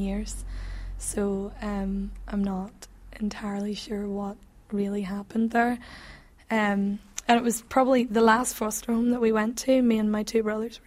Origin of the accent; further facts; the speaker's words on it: England, United Kingdom; accent: English; my silly English accent